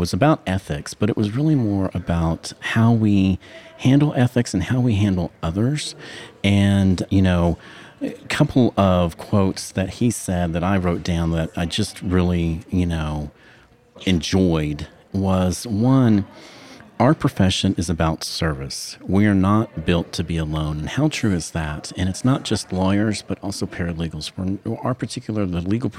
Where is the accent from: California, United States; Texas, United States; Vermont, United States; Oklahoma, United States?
Oklahoma, United States; moved away as an adult; my home state, Oklahoma. It was great getting to see some people I haven't seen in 4 years since I moved away